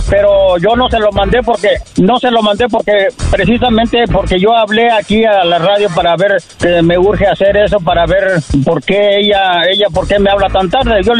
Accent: Tabasco, Mexico; Del estado de Tabasco.

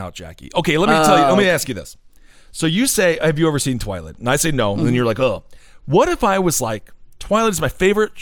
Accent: Wisconsin, United States; I am from Wisconsin.

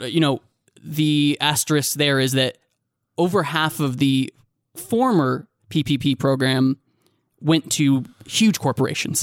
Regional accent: United States; as an American

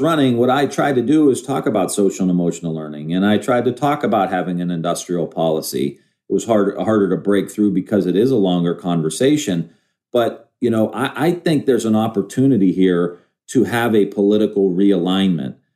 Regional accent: Ohio, United States; I'm from Ohio

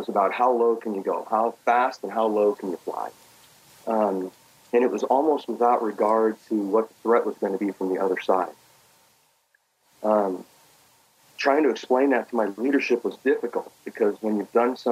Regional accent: Los Angeles, California, United States; born or raised there; also born or lived in Belgrade, Serbia

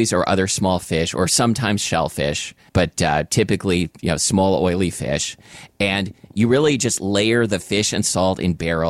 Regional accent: Portland, United States; when I was growing up in Portland

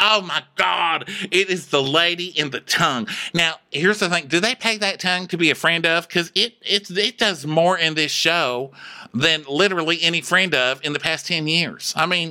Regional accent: Laredo, Texas, United States; I mean, do I say that I'm from Laredo, Texas 10 times a day?

